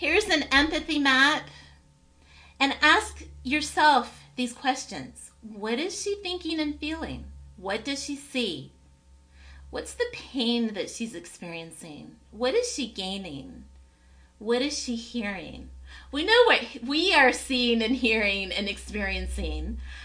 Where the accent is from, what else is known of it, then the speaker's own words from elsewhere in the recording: Tennessee, United States; My parents immigrated from a country called Cyprus and I grew up in Tennessee